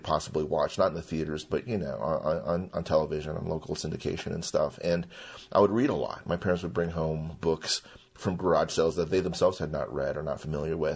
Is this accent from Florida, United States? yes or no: no; Wheat Ridge, Colorado, United States; first language Mandarin; English is a second language; also born or lived in Golden, Colorado; So I was born here in Colorado in 1973. And I was raised in a really kind of Norman Rockwellish existence in downtown Golden until I was 5 or 6 years old.